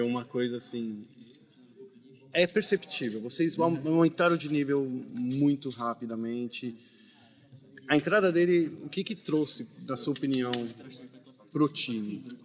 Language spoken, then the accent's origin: Portuguese; Brazil; a gente é brasileiro